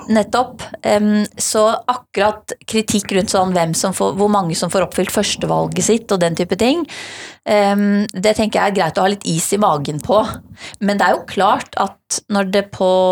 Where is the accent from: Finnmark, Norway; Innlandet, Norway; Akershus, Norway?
Innlandet, Norway; Hedmark; now in Oslo, Norway; jeg har vokst opp i Hedmark